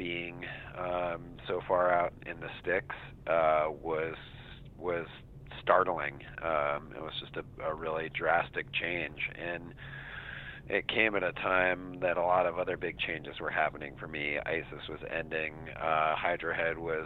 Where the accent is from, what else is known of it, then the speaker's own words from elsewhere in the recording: Santa Fe, New Mexico, United States; now in Vashon, United States; I grew up in Santa Fe, New Mexico, which is a smaller town